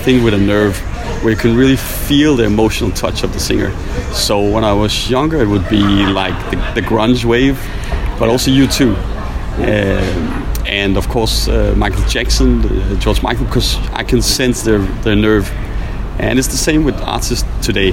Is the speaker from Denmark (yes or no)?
yes; Copenhagen, Capital Region of Denmark, Denmark; I'm an artist from Copenhagen